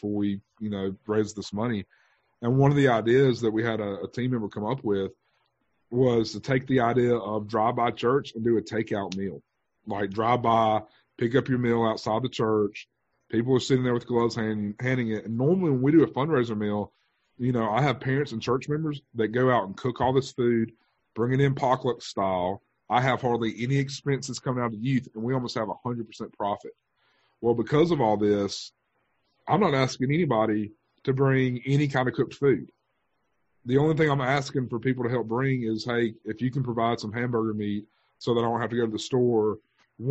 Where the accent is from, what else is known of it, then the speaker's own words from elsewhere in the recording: Thomasville, United States; also born or lived in Mobile, Alabama; now in Avery County, United States; the two churches I was a part of growing up in Thomasville